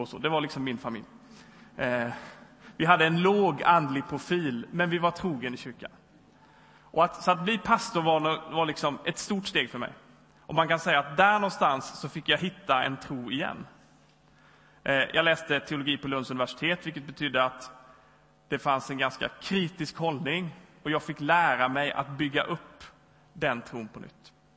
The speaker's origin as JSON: {"language": "Swedish", "town": "Växjö", "region": "Kronoberg County", "country": "Sweden", "also_born_or_lived": "Lund / Stockholm / Sundbyberg", "moved": "as an adult", "lives_now": "Gothenburg, Sweden", "said": "Jag kommer från Småland i Växjö"}